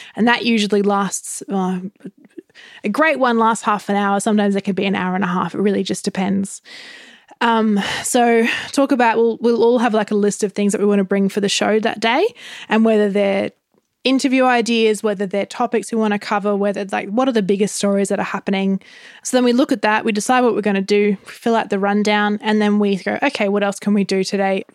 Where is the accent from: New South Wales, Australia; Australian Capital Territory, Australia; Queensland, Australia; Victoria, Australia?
Queensland, Australia; Gold Coast; I grew up on the Gold Coast